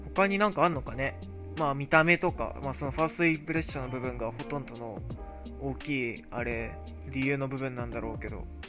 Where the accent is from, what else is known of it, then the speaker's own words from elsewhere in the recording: Japan; now in United States; 自分、日本人だけど